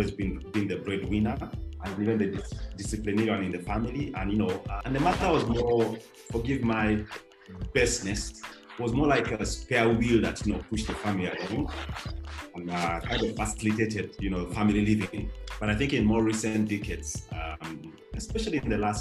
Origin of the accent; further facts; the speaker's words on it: Uganda; in the 80s for me growing up in Uganda